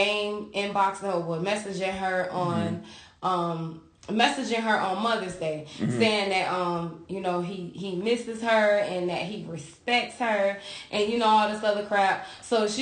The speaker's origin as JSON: {"language": "English", "town": "Dade City", "region": "Florida", "country": "United States", "tie": "born or raised there", "also_born_or_lived": "Sodus, New York", "said": "my hometown has the worst name here in Tampa"}